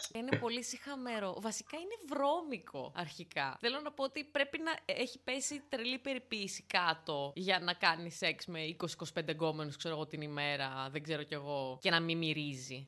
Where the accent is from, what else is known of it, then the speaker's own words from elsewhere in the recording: Larissa, Thessaly, Greece; στο χωριό μου στη Λάρισα